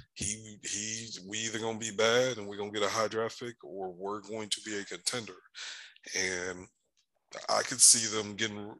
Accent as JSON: {"language": "English", "region": "Michigan", "country": "United States", "tie": "born or raised there", "said": "I was born in Michigan"}